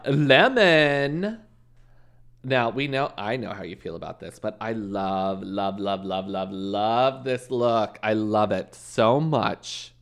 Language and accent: English; Canada; moved away; coming from Canada